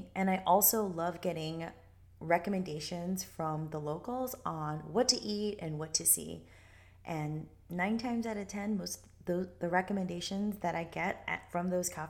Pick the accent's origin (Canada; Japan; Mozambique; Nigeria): Japan; moved away; in Japan for a majority of my childhood, which is about 13 years, because my dad was in the Navy. Growing up in Japan in the 90s was special and shaped my outlook on life and values.